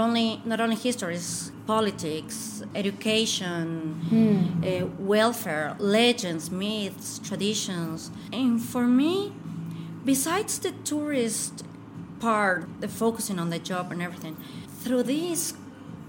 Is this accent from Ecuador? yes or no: yes; Ecuador; moved away as an adult; also born or lived in Colombia / United States / Switzerland; now in Stockholm, Sweden; I never lived there. I grew up in Ecuador because my dad is from Ecuador